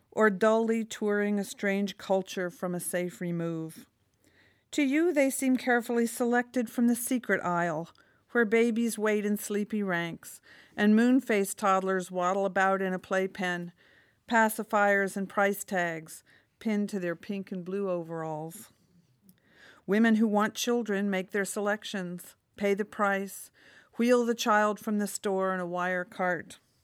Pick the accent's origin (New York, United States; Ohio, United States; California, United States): New York, United States; I'm from New York